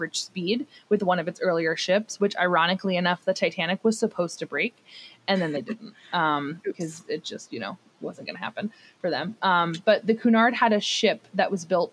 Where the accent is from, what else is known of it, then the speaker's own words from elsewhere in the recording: New Jersey, United States; I'm from New Jersey